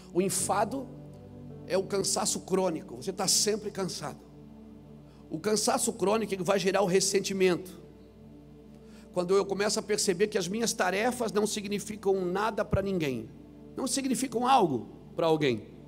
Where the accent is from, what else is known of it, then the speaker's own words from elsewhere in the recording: Santa Catarina, Brazil; eu sou lá de Santa Catarina, sou um pregador